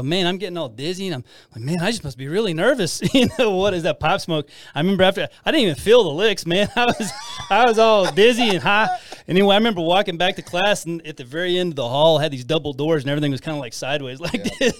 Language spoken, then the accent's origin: English; Amarillo, Texas, United States; I grew up, I'm a product of the Panhandle, man. I grew up in Amarillo, Puckett Elementary.